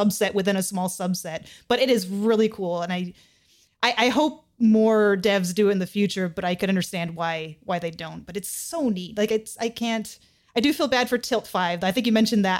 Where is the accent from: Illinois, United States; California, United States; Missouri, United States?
California, United States; I was born and raised in California